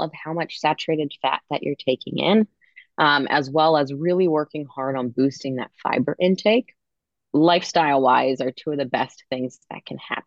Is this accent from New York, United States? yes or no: no; Maryland, United States; I'm from Maryland, and I do see have patients in Maryland as well